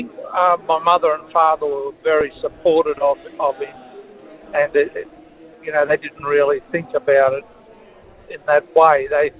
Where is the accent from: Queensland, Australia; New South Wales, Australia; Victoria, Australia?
Queensland, Australia; Cairns; We come from Cairns.